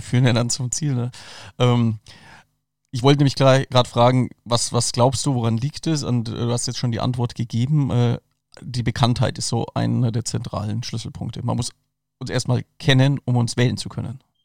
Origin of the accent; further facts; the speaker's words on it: Franconia, Bavaria, Germany; ich bin aus Franken